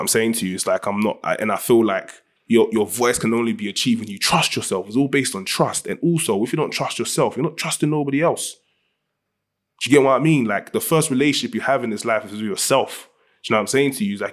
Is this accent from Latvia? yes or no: no; Ghana; Ninety percent of my friends are all Nigerian. I'm from Ghana.